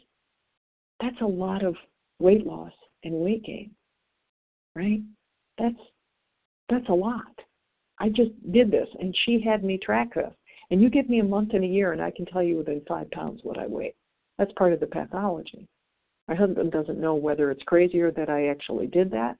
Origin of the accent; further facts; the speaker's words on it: Midwest, United States; I'm from the Midwest